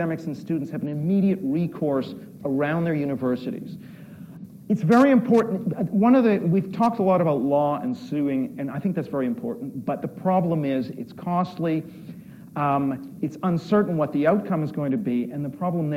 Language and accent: English; Canada; moved away as an adult; now in United Kingdom; I'm Canadian, by the way. I've lived in the UK for 25 years.